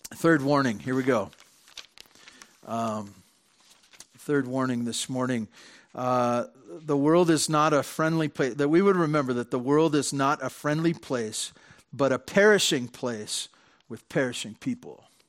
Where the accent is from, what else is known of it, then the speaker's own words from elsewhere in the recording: Santa Barbara, California, United States; I grew up in Santa Barbara, and my dad had a stable job